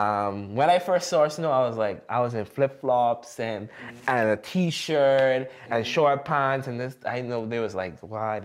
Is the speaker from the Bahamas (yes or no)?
yes; Bahamas; moved away; when I came from the Bahamas.